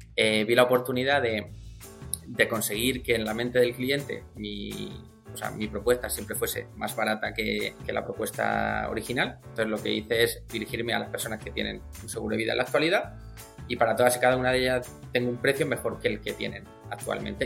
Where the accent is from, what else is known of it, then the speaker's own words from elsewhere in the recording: Murcia, Region of Murcia, Spain; soy del sur, que soy de Murcia